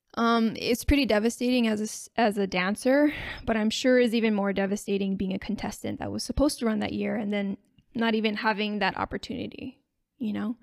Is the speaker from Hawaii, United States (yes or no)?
yes; Makaha, Hawaii, United States; coming from the west side which is where I grew up in Makaha Valley.